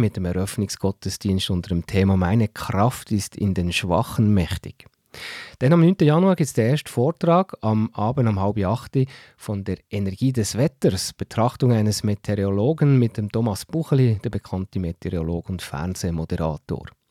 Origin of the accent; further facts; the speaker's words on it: Bernese Oberland, Switzerland; bei uns im Berner Oberland